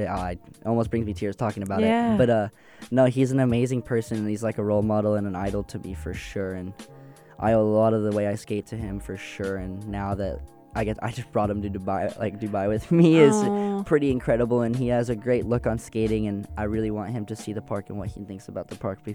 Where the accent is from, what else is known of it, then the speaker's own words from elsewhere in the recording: Sydney, New South Wales, Australia; growing up in Australia